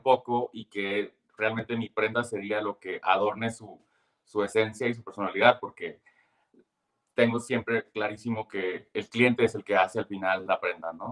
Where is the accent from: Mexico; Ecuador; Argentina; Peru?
Mexico; Tijuana, Baja California; yo soy de Tijuana